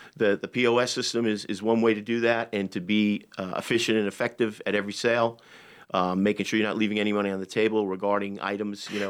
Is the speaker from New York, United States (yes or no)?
yes; Long Island, New York, United States; moved away as an adult; also born or lived in Manhattan; I'm from Long Island